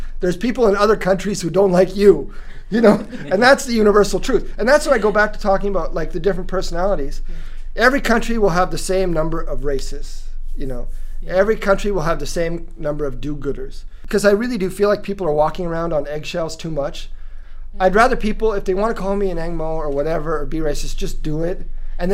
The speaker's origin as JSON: {"language": "English", "town": "Lethbridge", "region": "Alberta", "country": "Canada", "tie": "born or raised there", "also_born_or_lived": "Edmonton, Alberta", "moved": "as an adult", "lives_now": "Singapore", "said": "I grew up in Lethbridge, Alberta"}